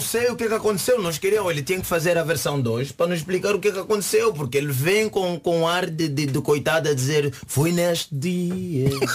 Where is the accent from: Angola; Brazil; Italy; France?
Angola; now in Portugal; como angolano